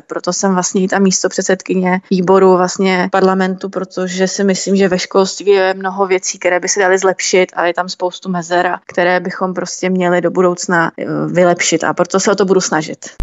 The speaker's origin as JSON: {"language": "Czech", "town": "Krupka", "region": "Ústí nad Labem Region", "country": "Czechia", "said": "pocházím z Krupky, kde vlastně jsou problémové lokality a sledovala jsem ty problémy u nás právě v tom městě"}